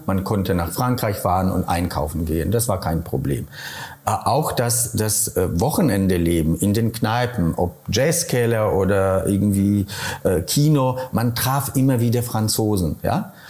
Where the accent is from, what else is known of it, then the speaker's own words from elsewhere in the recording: Kolonowskie, Opole Voivodeship, Poland; German is a second language; moved away as an adult; also born or lived in Daun; now in Saarbrücken, Germany; Ich bin in einem kleinen Ort, Kolonowski, zweieinhalbtausend äh, Einwohner geboren